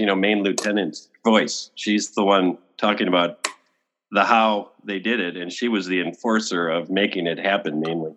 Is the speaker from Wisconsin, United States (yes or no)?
yes; Wisconsin, United States; where I grew up in Wisconsin